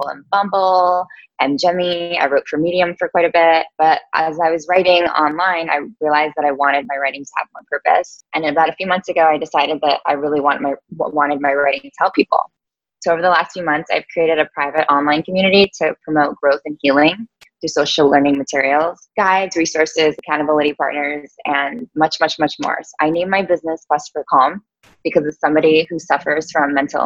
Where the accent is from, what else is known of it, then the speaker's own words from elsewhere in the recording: New York, United States; also born or lived in Las Vegas; I am from New York